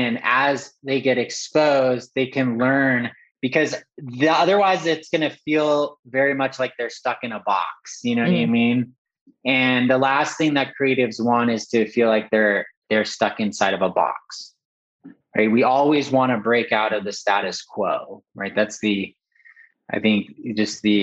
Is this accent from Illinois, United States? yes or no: no; Southern California, United States; I grew up in Southern California, and I always was exposed to art and culture. I grew up in a town right outside, like, you know, just inland of Malibu